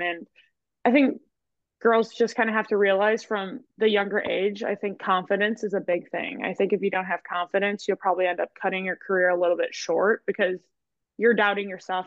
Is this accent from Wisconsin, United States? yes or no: yes; Kimberly, Wisconsin, United States; moved away as an adult; now in Arkansas, United States; I grew up in Wisconsin. I went to Kimberly